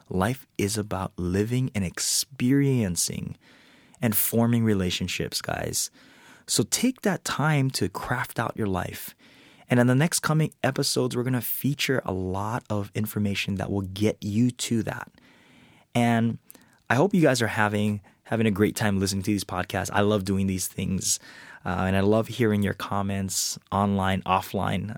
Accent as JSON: {"language": "English", "region": "Hawaii", "country": "United States", "tie": "born or raised there", "said": "I was born and raised in Hawaii"}